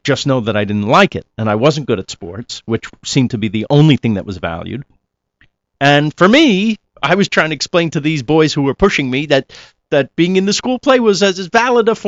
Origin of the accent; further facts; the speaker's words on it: Rockland County, New York, United States; also born or lived in Queens, New York / Bronx, New York / Manhattan, New York; I was born in Queens. I grew up in the Bronx a little bit in the nice part called Riverdale. And then we moved to Rockland County. So that's really where I grew up. But in and around New York my whole life.